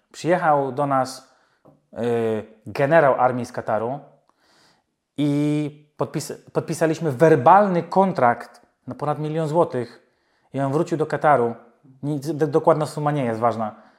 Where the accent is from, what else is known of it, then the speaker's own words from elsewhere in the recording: Poland; moved away as an adult; now in United Kingdom; jestem nauczony jako Polak z krwi i kości, bo mogę mieszkać w UK 100 lat, ja zawsze będę y, Polakiem